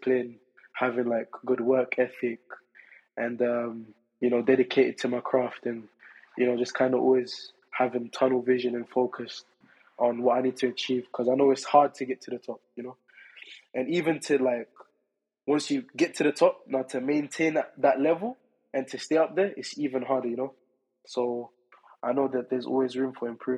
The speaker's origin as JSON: {"language": "English", "region": "London", "country": "United Kingdom", "said": "as a Londoner"}